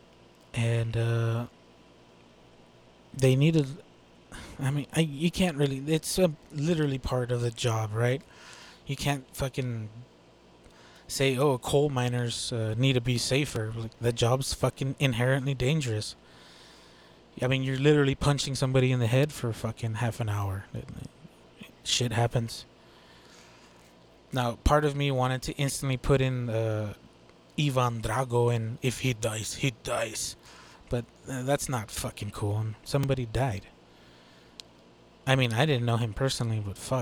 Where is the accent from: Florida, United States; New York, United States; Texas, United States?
Texas, United States; I'm a Texas-born boy